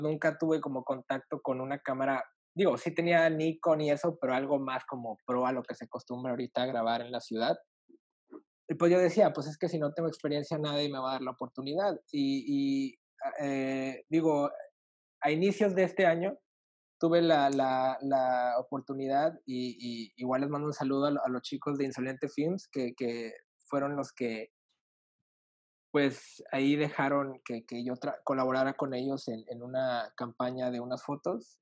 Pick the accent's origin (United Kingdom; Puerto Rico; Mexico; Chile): Mexico; Reynosa, Tamaulipas; moved away as an adult; also born or lived in Mexico City; Yo soy de Reynosa, Tamaulipas.